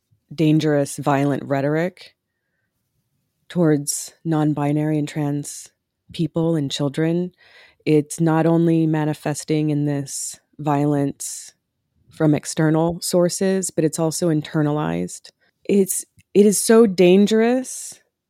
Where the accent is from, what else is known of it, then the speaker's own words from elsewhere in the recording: Oklahoma, United States; moved away; I was born in Oklahoma